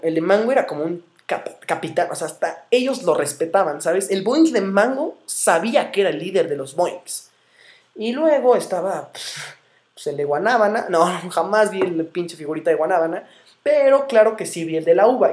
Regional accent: Morelia, Michoacán, Mexico; soy de Morelia, estoy orgulloso de ello

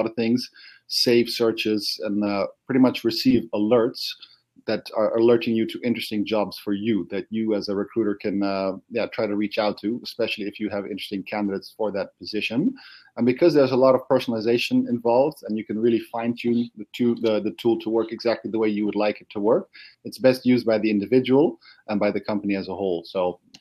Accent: Netherlands; I'm from the Netherlands. I live in Amsterdam.

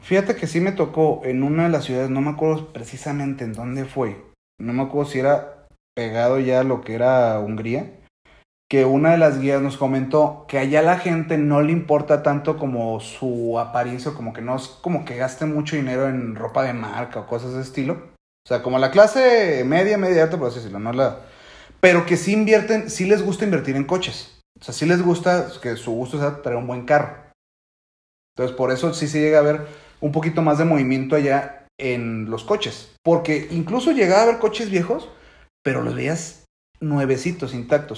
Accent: Mexico; como buen mexicano

